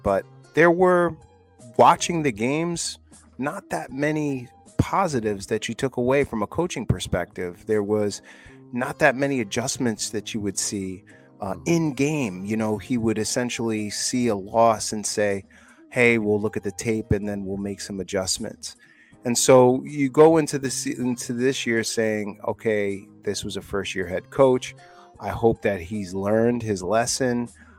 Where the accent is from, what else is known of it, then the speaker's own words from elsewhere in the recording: New York, United States; we're New Yorkers, bro. We're not from San Francisco or Detroit, bro.